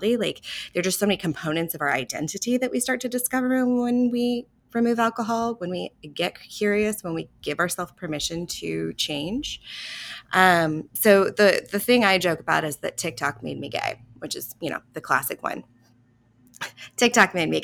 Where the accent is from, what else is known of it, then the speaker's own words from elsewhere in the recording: Houston, Texas, United States; I grew up in Texas, in Houston, in the Bible Belt